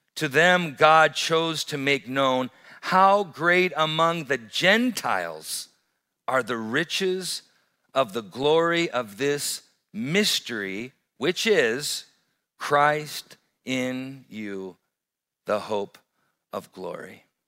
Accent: Great Falls, Montana, United States; I grew up in Great Falls

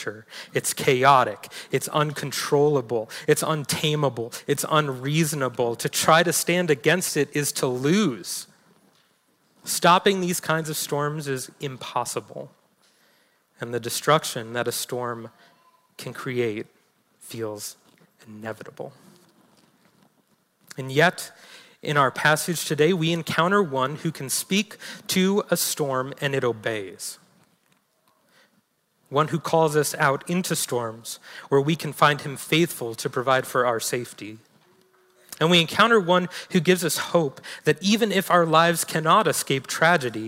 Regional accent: New York City, New York, United States; now in Montana, United States; Staten Island, where I'm originally from

